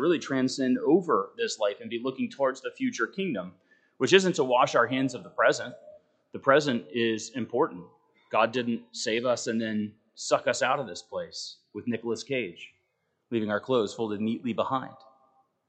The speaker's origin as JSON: {"language": "English", "country": "United States", "said": "as American Christians"}